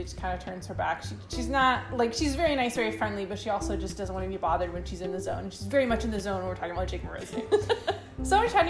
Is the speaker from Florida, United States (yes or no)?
no; around Houston, Texas, United States; I grew up around Houston, but we came to Houston in 2014